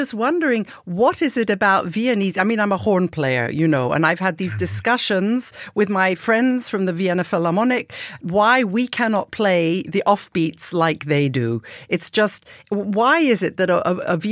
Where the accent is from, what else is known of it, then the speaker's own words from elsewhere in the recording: United Kingdom; as a British French horn player